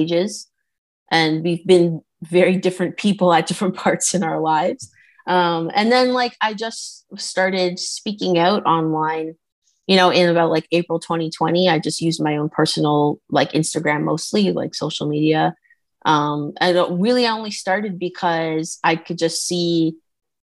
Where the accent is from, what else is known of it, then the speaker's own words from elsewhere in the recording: Canada; I'm from Canada.